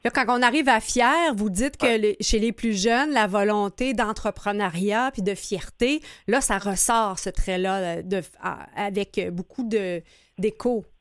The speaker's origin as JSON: {"language": "French", "region": "Quebec", "country": "Canada", "said": "en tant que Québécois"}